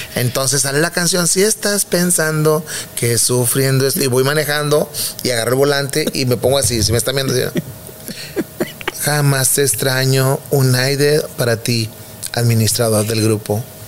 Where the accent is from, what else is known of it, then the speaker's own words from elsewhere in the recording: Guadalupe, Nuevo León, Mexico; que de ahí nací yo, ahí en Villa San Miguel en Guadalupe